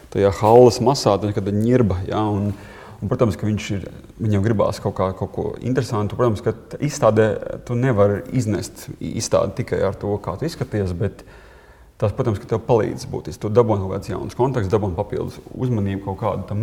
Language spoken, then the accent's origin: Latvian; Latvia